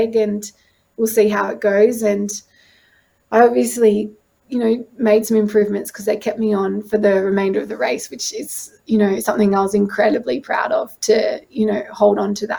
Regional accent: Pittwater, New South Wales, Australia; I grew up on Pittwater

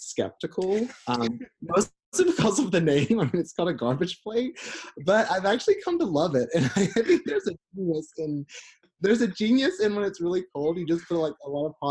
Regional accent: North Central Florida, United States; growing up as a queer person in the deep rural South of North Central Florida

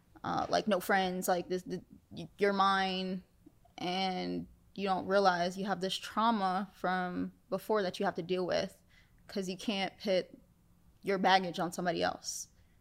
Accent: New York City, New York, United States; moved away; I'm from the Bronx. I'm from the Bronx.

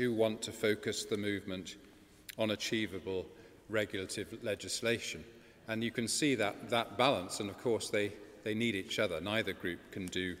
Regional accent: Bath, South West England, United Kingdom; Bath is my hometown.

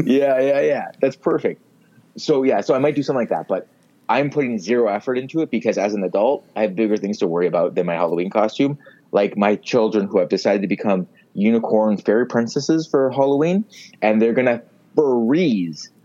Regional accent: Mississauga, Ontario, Canada; I grew up in Streetsville, um, in Mississauga

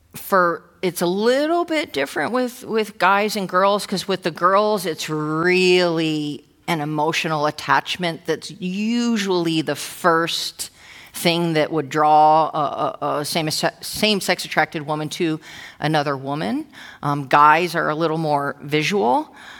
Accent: New Jersey, United States; also born or lived in Old Bridge, New Jersey; now in Irvine, United States; I'm from Jersey

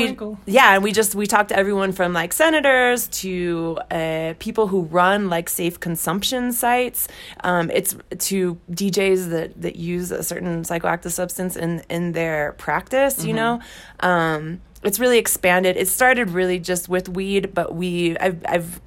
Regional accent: San Francisco, California, United States; moved away as an adult; now in Mexico City, Mexico; I grew up in California in the Bay Area

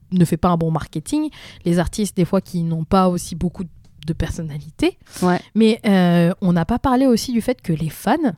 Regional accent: France; en tant que française

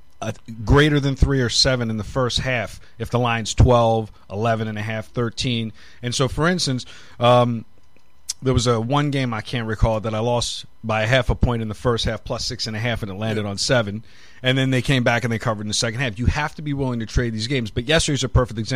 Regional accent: East Coast, United States; now in Las Vegas, United States; I'm from the East Coast

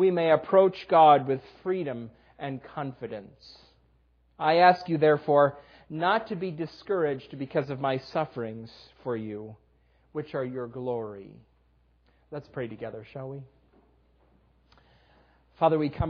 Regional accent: Western New York, United States; moved away as an adult; also born or lived in Dallas; We grew up in Western New York

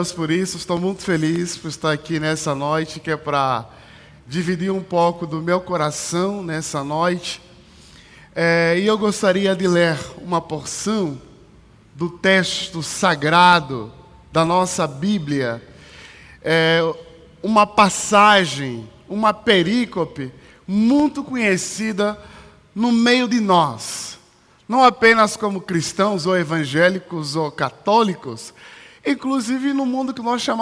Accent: Luanda, Luanda Province, Angola; now in São Paulo, Brazil; Esse é um dos climas de São Paulo que quando eu cheguei, que eu vim de Luanda, que é muito quente. E quando eu cheguei em São Paulo, foi uma das coisas muito difíceis

